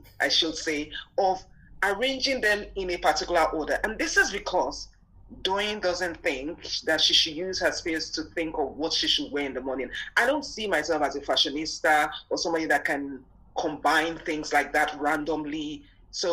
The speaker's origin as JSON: {"language": "English", "country": "Nigeria", "tie": "born or raised there", "said": "I grew up in Nigeria"}